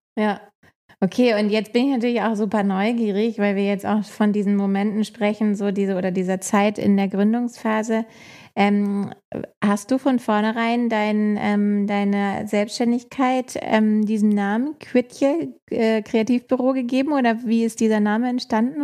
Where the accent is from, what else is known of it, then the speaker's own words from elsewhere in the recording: Hamburg, Germany; Ich bin ja Hamburgerin